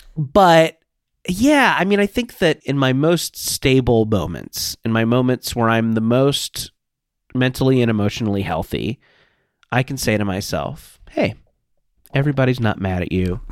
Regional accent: Orange County, California, United States; I grew up in Orange County, California.

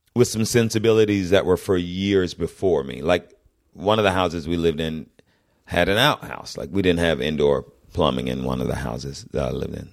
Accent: Fayetteville, Georgia, United States; moved away; I'm from the South, and I'm from what was then fairly deep South

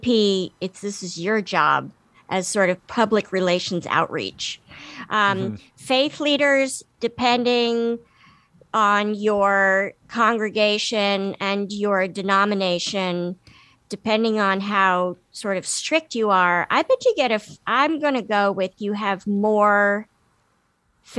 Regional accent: Washington, District of Columbia, United States; I grew up in Washington, D.C.

